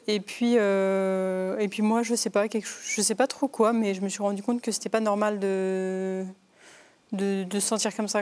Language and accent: French; Paris region, Île-de-France, France; j'ai grandi du coup dans une famille en région parisienne